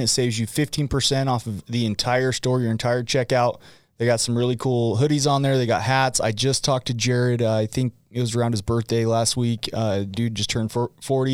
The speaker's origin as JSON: {"language": "English", "town": "West Point", "region": "Utah", "country": "United States", "tie": "born or raised there", "said": "I grew up in West Point, Utah"}